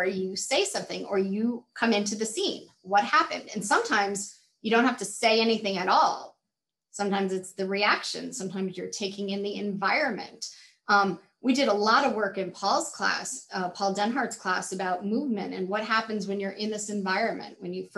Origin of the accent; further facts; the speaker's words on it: Pennsylvania, United States; moved away; I was from Pennsylvania